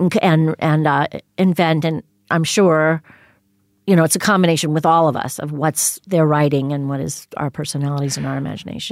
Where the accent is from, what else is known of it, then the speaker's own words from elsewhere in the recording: Greenville, South Carolina, United States; also born or lived in Kentucky; my family moved when I was about six or, m, or seven, I guess, to the Carolinas, mostly South Carolina, mostly grew up in South Carolina.